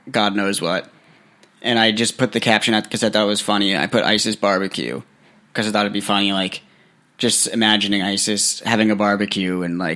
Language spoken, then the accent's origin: English; New England, United States; because I'm from New England